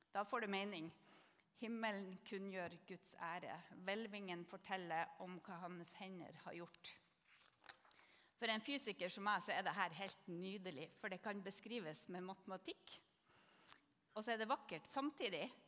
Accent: Northern Norway, Norway; jeg kommer til å si kavod som nordlending

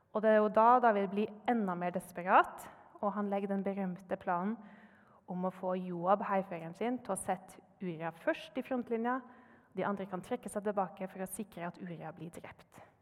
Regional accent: Trondheim, Trøndelag, Norway; jeg kommer fra Trondheim.

